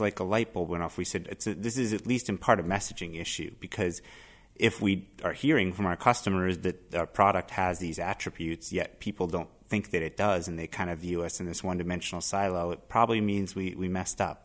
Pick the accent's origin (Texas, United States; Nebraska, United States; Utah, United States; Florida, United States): Florida, United States; Miami; moved away as an adult; now in Boston, United States; I grew up in Miami, but I've been in Boston for a uh, better part of a decade and a half now.